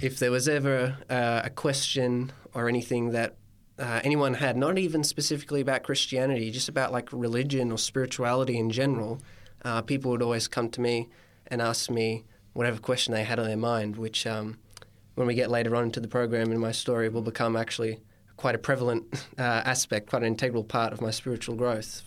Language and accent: English; Coffs Harbour, New South Wales, Australia; I'm from the Banana Coast, Coffs Harbour itself